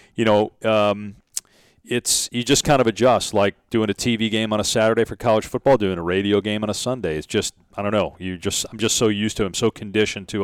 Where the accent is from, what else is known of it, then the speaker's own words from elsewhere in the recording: Madison, Wisconsin, United States; moved away; I grew up in Madison, Wisconsin